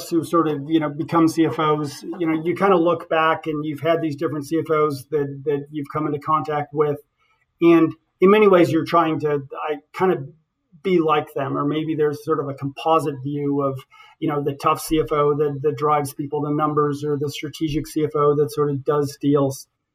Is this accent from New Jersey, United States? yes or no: no; Western Nebraska, United States; I'm from Western Nebraska. I have a father who was a farmer